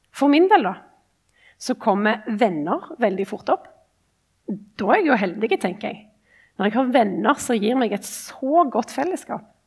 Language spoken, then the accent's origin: Norwegian; Ombo, Rogaland, Norway; moved away as an adult; now in Oslo, Norway; er kristen og kommer ifra liksom, Ombo